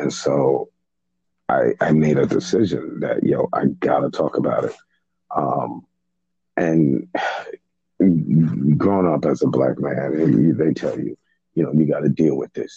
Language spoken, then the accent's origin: English; New York City, New York, United States; also born or lived in Haiti; I was raised in Brooklyn, but I was born in Haiti